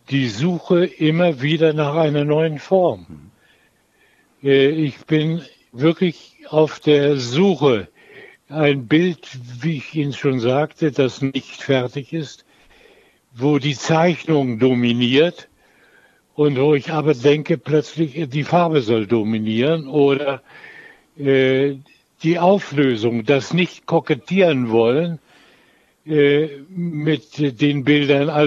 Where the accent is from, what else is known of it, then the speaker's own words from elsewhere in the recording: Lübeck, Schleswig-Holstein, Germany; Ich, ich komme aus Lübeck, das Malerviertel.